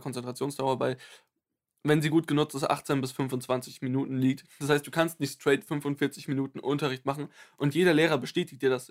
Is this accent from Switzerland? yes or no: no; Germany; also born or lived in Bavaria; ich bin 100% deutsch.